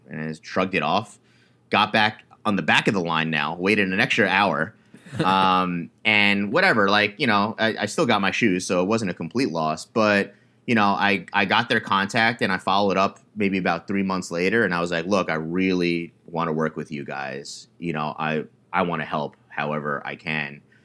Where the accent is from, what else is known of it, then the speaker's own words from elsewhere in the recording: New York, United States; I was born and raised in New York